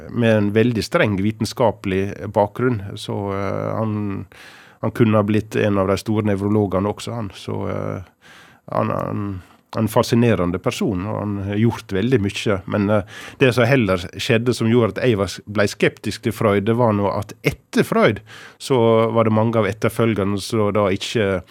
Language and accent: Norwegian; Hareid, Møre og Romsdal, Norway; moved away as an adult; also born or lived in Ålesund / Haramsøya; Jeg er født i Ålesund, men jeg vokste opp de første ni månedene på ei øy som heter Haramsøya, som er eh, bare et par hundre innbyggere nord for Ålesund. Men eh, etter ca. et år så flytta vi til eh, Hareid, ja. som ligger sør for Ålesund. Og der vokste jeg opp og blei til jeg var 18